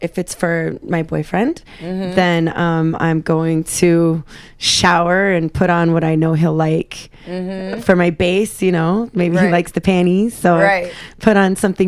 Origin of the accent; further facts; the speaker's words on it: Chicago, Illinois, United States; now in Miami Beach, United States; I'm from Chicago